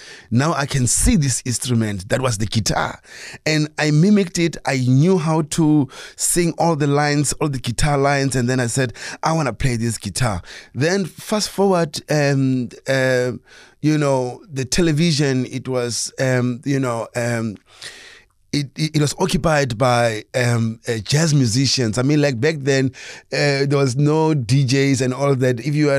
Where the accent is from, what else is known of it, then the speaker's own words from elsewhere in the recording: Soweto, Gauteng, South Africa; I grew up in Soweto, even though I was born in the north. Most of my teen and my times I spent it in Soweto